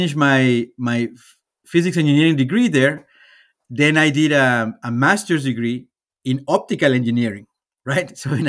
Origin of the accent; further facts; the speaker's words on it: Guadalajara, Jalisco, Mexico; born there; So I was born in Mexico, right? In the beautiful city of Guadalajara, right? Which is one of the largest cities in Mexico.